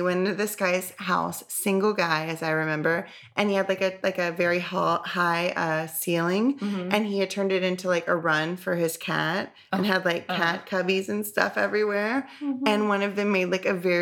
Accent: the South, United States; as a Southerner

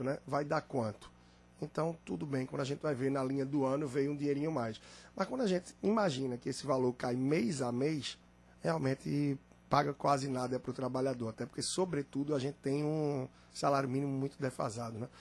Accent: Brazil; somos nós brasileiros

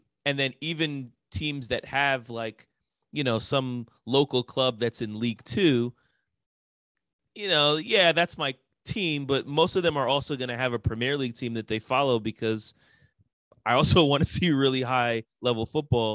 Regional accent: New York, United States; I can remember growing up in New York and kids making fun of me for being a Knicks fan

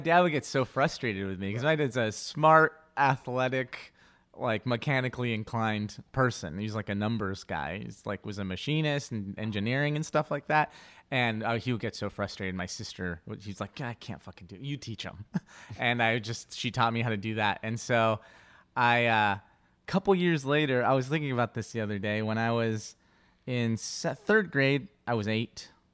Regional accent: Inglewood, California, United States; first language Spanish; English is a second language; I grew up in Englewood

